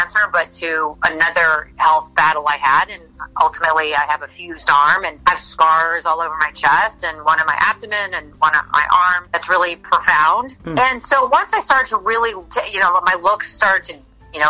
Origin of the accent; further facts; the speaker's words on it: St. Louis, Missouri, United States; now in Miami, United States; I live in Miami, Florida. I'm actually from St. Louis, Missouri, but I live in Miami.